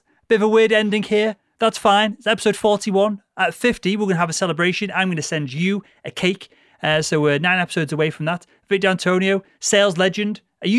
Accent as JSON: {"language": "English", "town": "Liverpool", "region": "North West England", "country": "United Kingdom", "also_born_or_lived": "Cambridge", "moved": "yes", "said": "I'm a Scally from Liverpool"}